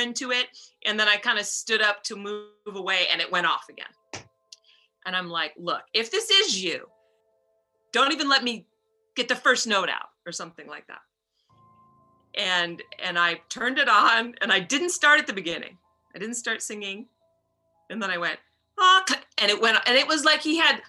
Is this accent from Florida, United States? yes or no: no; New York City, New York, United States; I'm from New York City